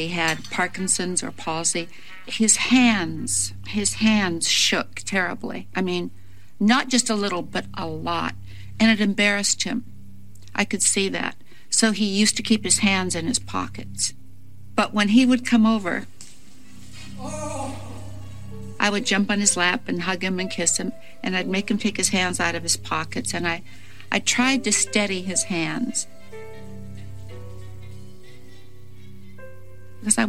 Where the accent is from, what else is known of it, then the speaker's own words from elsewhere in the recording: Tacoma, Washington, United States; I grew up in Tacoma, Washington, with my mom and dad.